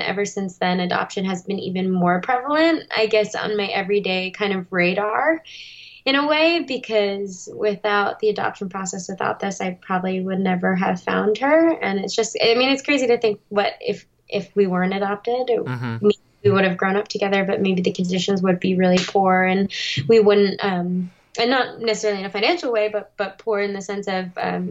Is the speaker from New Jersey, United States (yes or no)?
yes; Verona, New Jersey, United States; moved away as an adult; also born or lived in South Korea / Boston; now in Los Angeles, United States; grew up in Verona, New Jersey for the majority of my life until I went to college in Boston, and then eventually found my way out to Los Angeles